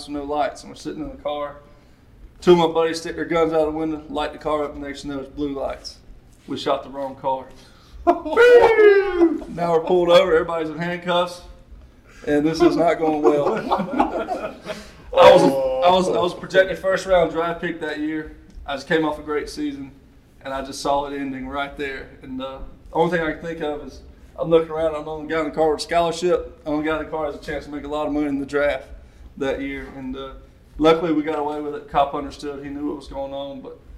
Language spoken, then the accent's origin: English; Columbus, Georgia, United States; also born or lived in Houston County, Georgia; I grew up in Columbus, Georgia. I went to Hardaway High School my freshman year